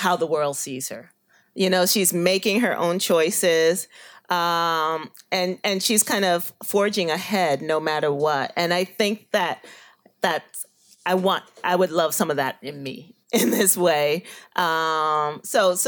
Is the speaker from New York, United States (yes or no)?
yes; New York City, New York, United States; I grew up in Bushwick, the old Bushwick